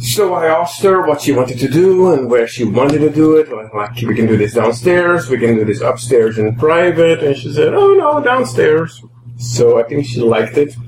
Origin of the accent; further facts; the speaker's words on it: West Virginia, United States; accent: West Virginian; now in Bay Area, United States; my West Virginian accent.